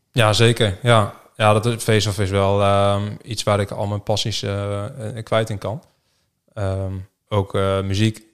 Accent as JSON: {"language": "Dutch", "town": "Rode", "country": "Netherlands", "tie": "born or raised there", "also_born_or_lived": "Harderwijk / Groningen", "moved": "as an adult", "said": "geboren in Harderwijk in het ziekenhuis toen eh, ben ik eh, na drie dagen eh, opgehaald door mijn pleegouders uit het ziekenhuis. Ja. Naar Rode. daar heb ik eigenlijk mijn hele jeugd gewoond."}